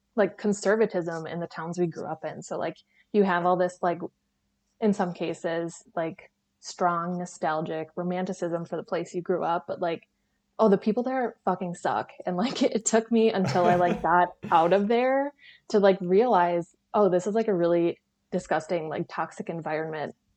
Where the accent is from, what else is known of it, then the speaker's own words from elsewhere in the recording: 30 minutes north of Green Bay, Northeast Wisconsin, United States; I grew up like 30 minutes north of Green Bay, and now like my family lives